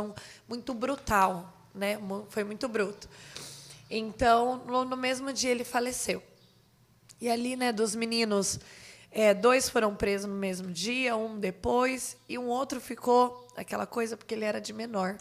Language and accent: Portuguese; Jandaia do Sul, Paraná, Brazil; moved away as an adult; Eu sou natural de lá